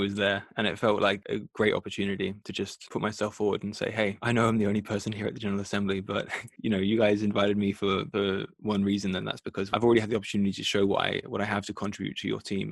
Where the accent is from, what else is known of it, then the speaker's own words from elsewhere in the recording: Australia; moved away as an adult; now in Europe; growing up in Australia